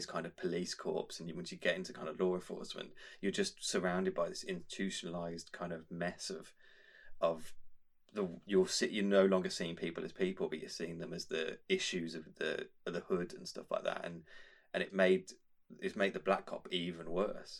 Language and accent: English; Birmingham, West Midlands, United Kingdom; a white geeky kid who grew up in Birmingham